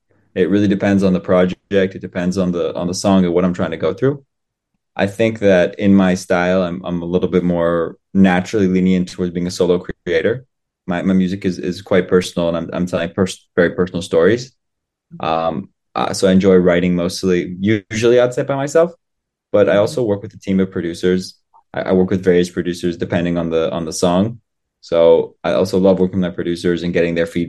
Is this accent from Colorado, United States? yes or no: yes; Colorado, United States; first language English; moved away as an adult; now in Israel; I was born in Colorado, so the mountain